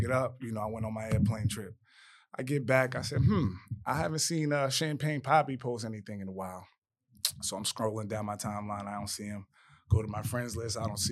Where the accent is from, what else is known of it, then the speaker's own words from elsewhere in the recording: Greenburgh, New York, United States; I'm from Greenberg, New York. I went to Woodlands.